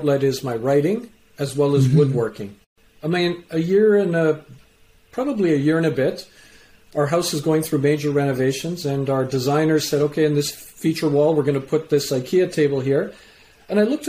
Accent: Canada; also born or lived in England; I was born in England, raised in Canada.

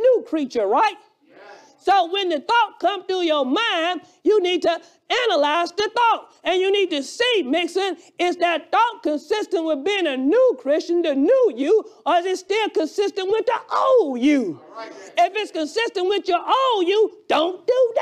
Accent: Alabama, United States; accent: Alabama; my Alabama accent

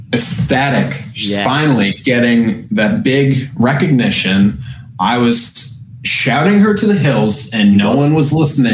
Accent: United States; I'm from the United States

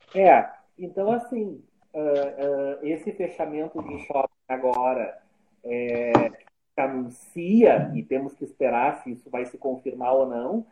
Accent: Brazil; eu como brasileiro

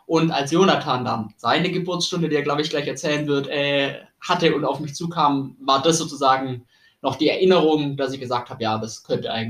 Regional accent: Tübingen, Baden-Württemberg, Germany; moved away as an adult; also born or lived in Bamberg; ich komme ursprünglich aus Tübingen, bin zum Studium nach Bamberg gegangen

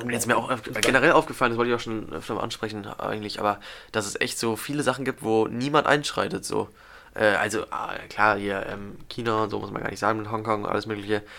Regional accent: Germany; wir als Deutsche

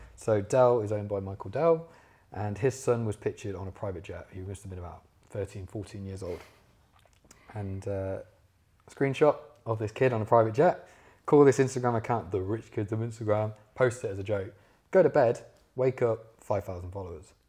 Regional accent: Leicester, East Midlands, United Kingdom; moved away as an adult; now in London, United Kingdom; I'm from Leicester originally

